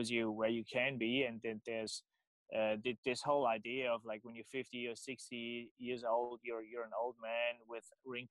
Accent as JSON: {"language": "English", "country": "Germany", "accent": "German", "second_language": "English", "moved": "yes", "said": "my German accent"}